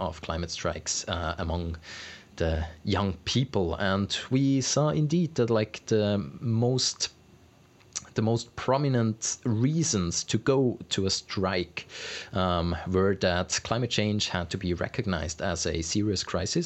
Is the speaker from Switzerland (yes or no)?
yes; Switzerland; in Switzerland